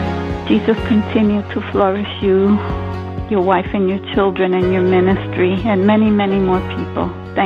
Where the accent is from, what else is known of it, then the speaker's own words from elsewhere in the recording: Puerto Rico; now in New York, United States; I'm from Puerto Rico, living now in New York